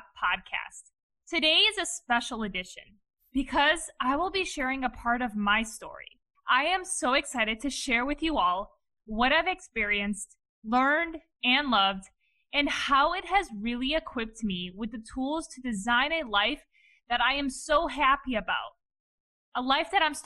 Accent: Cleveland, Ohio, United States; Born and raised in Cleveland, Ohio by my parents, who are both Eastern European immigrants

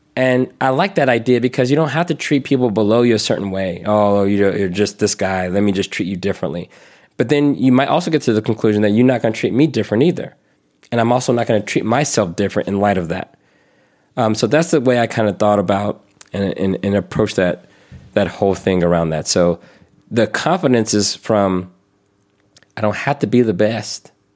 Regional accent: the South, United States; I grew up in the South

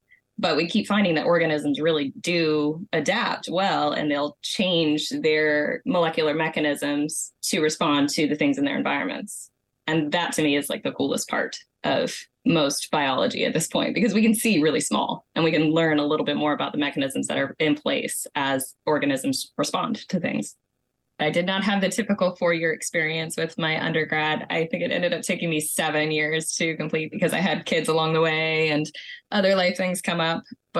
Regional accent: Savannah, Georgia, United States; I'm from the Savannah, Georgia area.

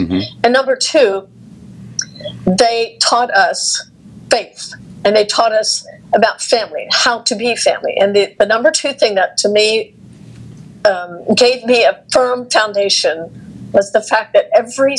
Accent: United States; also born or lived in Texas; growing up in the Amish community, I had no formal training

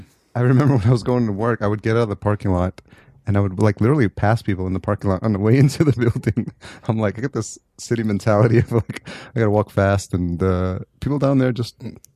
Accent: New York, United States; moved away as an adult; also born or lived in Atlanta; I'm originally from New York

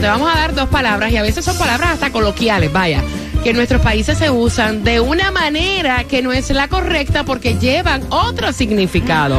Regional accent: Puerto Rico; en mi país, en Puerto Rico

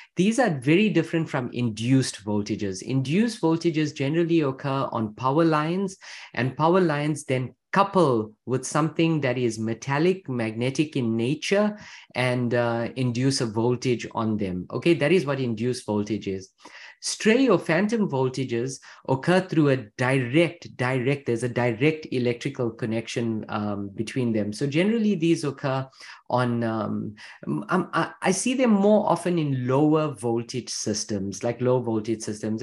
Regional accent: Louisville, Kentucky, United States; I'm from Louisville, Kentucky

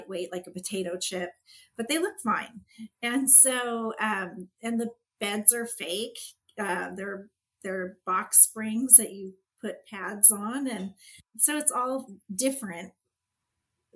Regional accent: California, United States; also born or lived in Pennsylvania / San Jose / Walnut Creek / Chico; I'm from California.

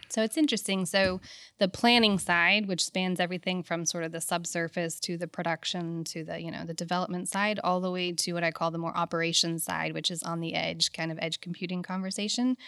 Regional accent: Houston, Texas, United States; also born or lived in Lafayette, Louisiana / England / Abu Dhabi; I was born in Lafayette

